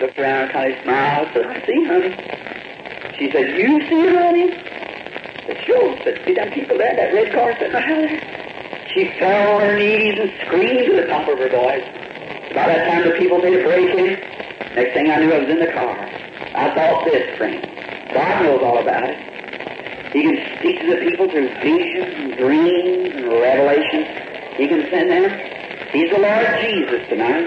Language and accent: English; the South, United States; also born or lived in Indiana; now in Jeffersonville, Indiana, United States; I'm from the South